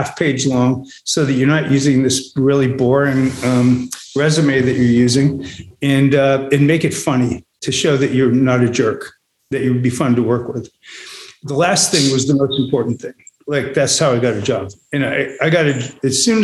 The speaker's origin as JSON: {"language": "English", "region": "New England", "country": "United States", "tie": "born or raised there", "said": "I grew up in New England, you know, a sort of cold part of America."}